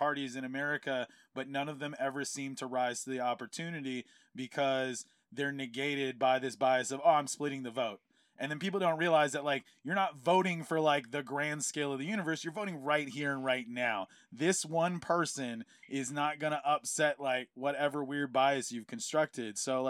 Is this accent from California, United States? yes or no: yes; California, United States; growing up in California